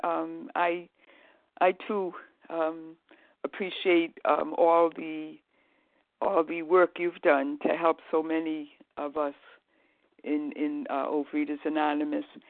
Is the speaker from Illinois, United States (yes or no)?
no; Rhode Island, United States; moved away as an adult; also born or lived in Boston, Massachusetts; now in Massachusetts, United States; I'm from Rhode Island